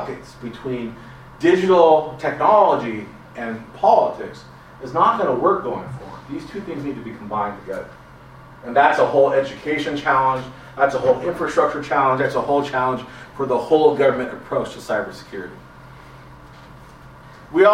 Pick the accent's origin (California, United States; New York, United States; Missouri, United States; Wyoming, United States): California, United States; Los Angeles; I'm a Latino from